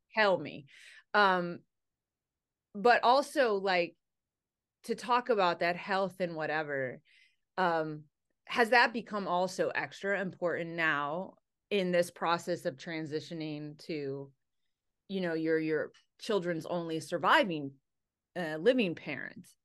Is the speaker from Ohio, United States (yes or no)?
yes; Ohio, United States; I grew up in Ohio. I went to Ohio State